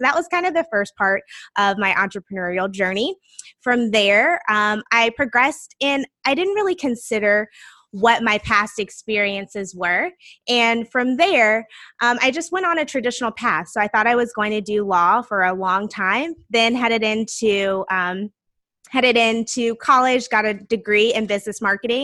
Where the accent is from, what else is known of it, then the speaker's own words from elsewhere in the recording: South Carolina, United States; now in Washington, D.C., United States; I am originally from the South, South Carolina specifically, but now I live in the DC area